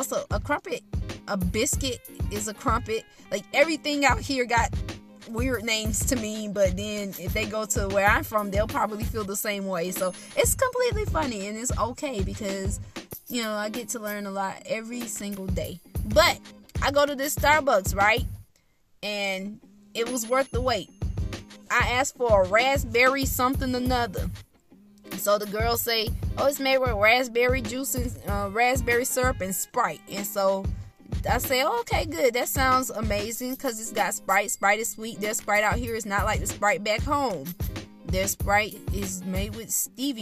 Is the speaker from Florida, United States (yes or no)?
yes; the South, Florida, United States; moved away; I'm from the South. It's not because I'm African American, it's because I'm from the South